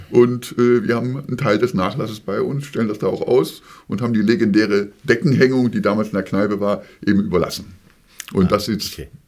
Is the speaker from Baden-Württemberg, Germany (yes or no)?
yes; Tübingen, Baden-Württemberg, Germany; born or raised there; moved away as an adult; also born or lived in Harburg, Hamburg; now in Hamburg, Germany